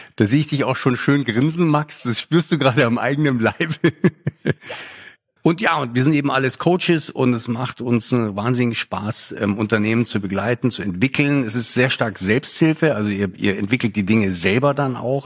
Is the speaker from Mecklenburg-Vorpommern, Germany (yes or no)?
no; Lake Starnberg, Bavaria, Germany; also born or lived in Munich; now in Berlin, Germany; Ich bin hier in, am Starnberger See aufgewachsen